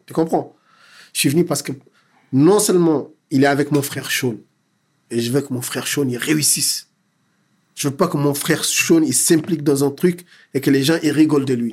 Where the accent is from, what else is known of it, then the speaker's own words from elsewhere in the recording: Dakar, Senegal; moved away; J'ai grandi à Dakar